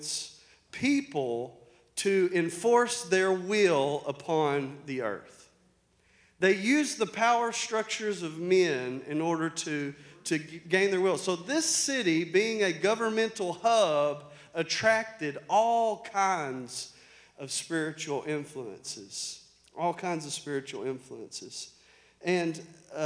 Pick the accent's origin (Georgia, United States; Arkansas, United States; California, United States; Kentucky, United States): Arkansas, United States; accent: country; I'm from Arkansas.